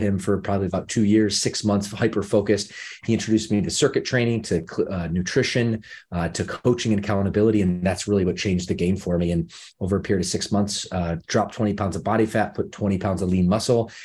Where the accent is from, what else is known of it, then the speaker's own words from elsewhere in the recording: Midwest, United States; moved away as an adult; now in Los Angeles, United States; I come from the Midwest. I spent, you know, the first, uh, I guess the s, second decade of my life there